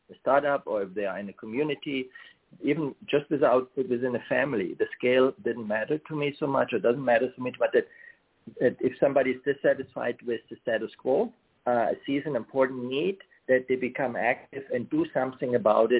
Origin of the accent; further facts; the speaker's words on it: Germany; moved away as an adult; I grew up in Germany, and I started my career in technology there.